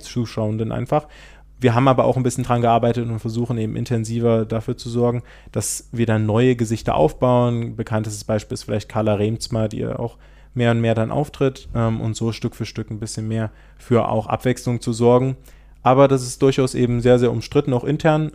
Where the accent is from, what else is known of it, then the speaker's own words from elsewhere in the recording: Saxony, Germany; hier auch in Sachsen haben. Zumindest da, wo ich herkomme